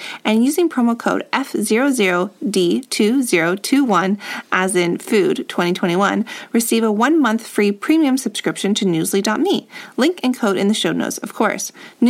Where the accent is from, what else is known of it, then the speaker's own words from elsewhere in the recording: Toronto, Ontario, Canada; when we were kids growing up, it was so rare to be Torontonian, like born and raised in Toronto, which is its own little culture